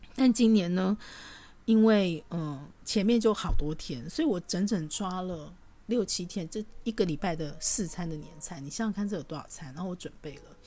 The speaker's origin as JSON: {"language": "Chinese", "region": "Taoyuan", "country": "Taiwan", "tie": "born or raised there", "also_born_or_lived": "Tainan", "said": "我出生在桃园，小时候外公外婆在台南，放暑假，寒假就会回去"}